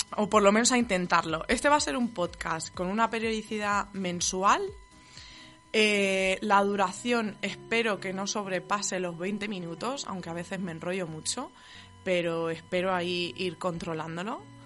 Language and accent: Spanish; Spain; no soy de San Sebastián, soy de, por ahí del sur. Eh, entre Murcia y Castilla-La Mancha.